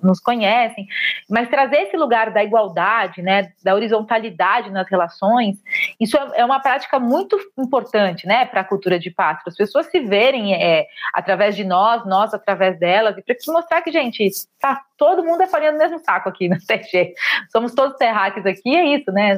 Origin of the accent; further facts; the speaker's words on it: São Paulo, Brazil; Eu sou de São Paulo, comecei no estado